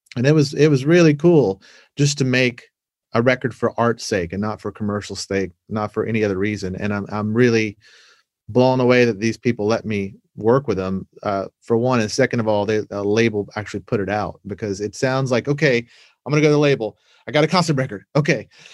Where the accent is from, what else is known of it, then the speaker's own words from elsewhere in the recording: Savannah, Georgia, United States; moved away as an adult; also born or lived in Atlanta, Georgia / Los Angeles; where I grew up in Savannah